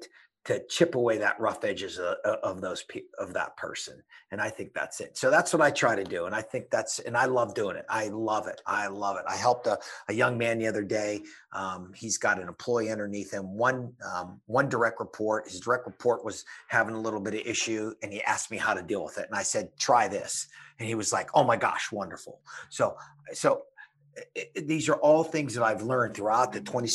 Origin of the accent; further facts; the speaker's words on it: Pittsburgh, Pennsylvania, United States; where I was born and raised, Pittsburgh, Pennsylvania, is just a beautiful town